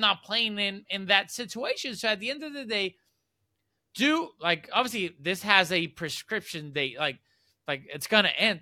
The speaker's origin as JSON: {"language": "English", "country": "Puerto Rico", "said": "I'm from Puerto Rico"}